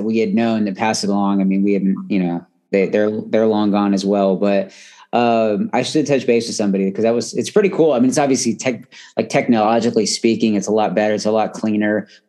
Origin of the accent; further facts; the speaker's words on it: Southern California, United States; moved away; I grew up in California